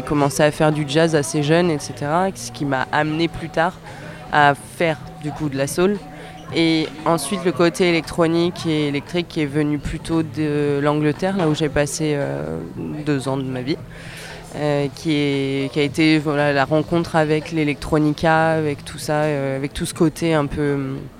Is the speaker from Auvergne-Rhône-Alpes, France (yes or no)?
yes; Annecy, Auvergne-Rhône-Alpes, France; Je suis de Haute-Savoie, mais j'ai quand même pas mal euh, voyagé